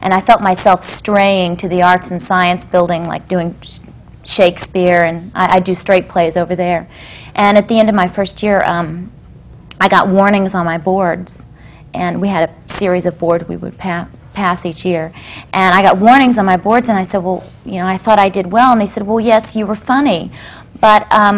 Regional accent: Lynchburg, Virginia, United States; also born or lived in Augusta; Actually, I was born in Augusta, but I was raised in Lynchburg, Virginia. And nobody in my family was ever in show business.

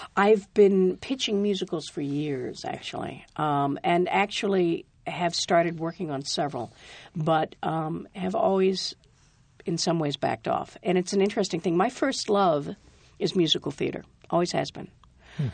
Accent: Rhode Island, United States; also born or lived in New York; I'm from Rhode Island.

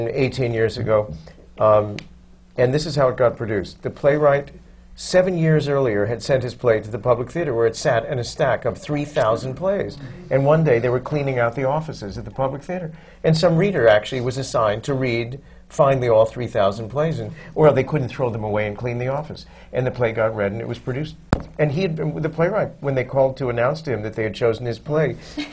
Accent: Chicago, Illinois, United States; now in New York, United States; I'm from Chicago, and I always wanted to end up in New York, so I did.

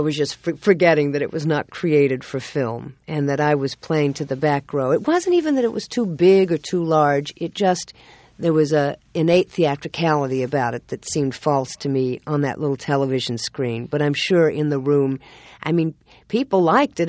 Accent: the South, United States; I'm from the South

